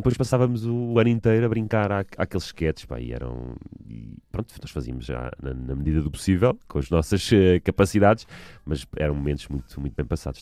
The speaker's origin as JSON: {"language": "Portuguese", "town": "Almada", "region": "Lisbon", "country": "Portugal", "tie": "born or raised there", "also_born_or_lived": "Sobreda", "said": "voltámos para, para a margem sul no meu quinto ano de escolaridade, tinha eu provavelmente os meus nove anos"}